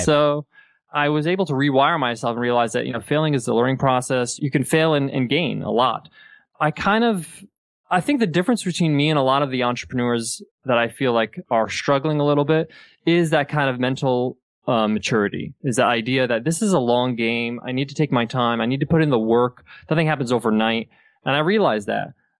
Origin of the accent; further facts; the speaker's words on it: United States; moved away as an adult; also born or lived in Dubai; I was born and raised in the States, but my parents are Egyptian.